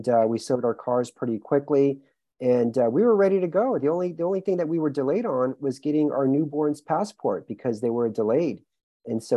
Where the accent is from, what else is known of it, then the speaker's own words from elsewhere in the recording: Houston, Texas, United States; moved away as an adult; also born or lived in New York City; now in Romania; born and raised in Houston, Texas